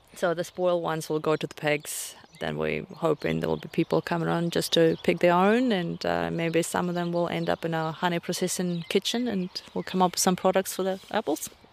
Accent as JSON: {"language": "English", "country": "Russia", "moved": "yes", "lives_now": "Banks Peninsula, New Zealand", "said": "I'm originally from Russia, uh, deep south, that is"}